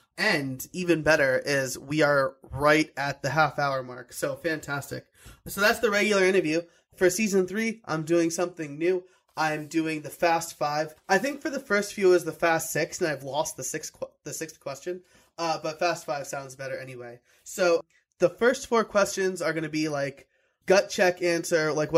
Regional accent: New York, United States; now in Pennsylvania, United States; I live in Pennsylvania. And like Pennsylvania Chinese food does not hold a candle to New York Chinese food. I was born and raised in New York.

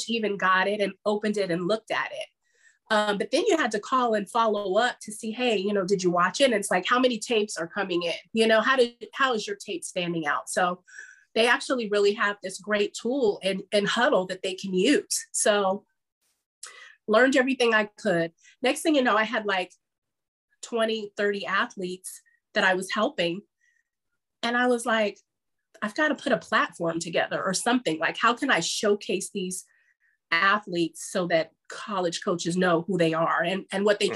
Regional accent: Bay Area, California, United States; growing up in the Bay

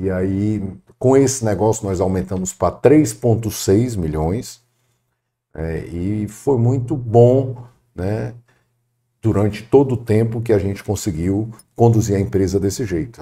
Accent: Fortaleza, Ceará, Brazil; eu nasci em Fortaleza

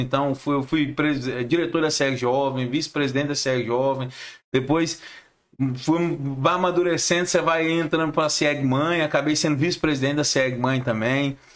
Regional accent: Goiás, Brazil; Eu sou consultor, sou goiano, pé rachado

